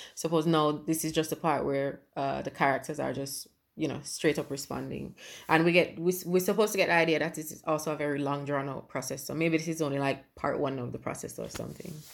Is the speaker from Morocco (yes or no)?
no; Jamaica; moved away as an adult; now in England; I was born in England and left as a baby. I didn't, I only came back a couple years ago, right? So for me, and like I said, growing up in Jamaica